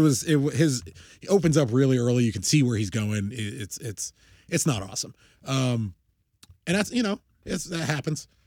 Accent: United States; I'm an American.

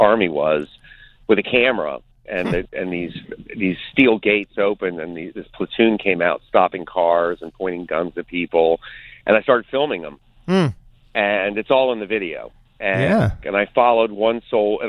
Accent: United States; as an American

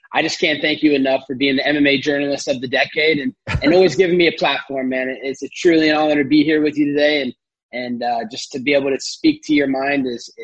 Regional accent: United States; I'm an American

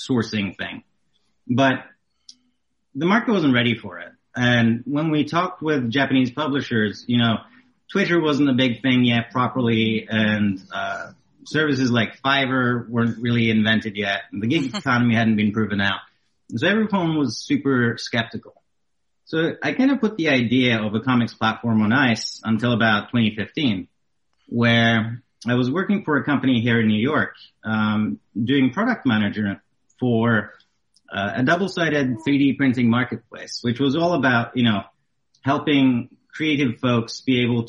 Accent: Norway; moved away as an adult; I'm originally from Norway in Europe

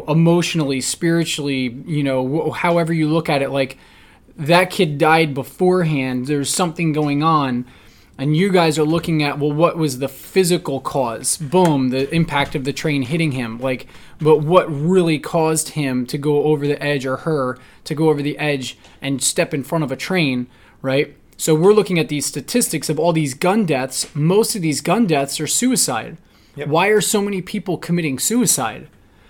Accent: New Jersey, United States; So it's like the town I grew up in New Jersey, every year 1 to 3 kids jump in front of a freaking train.

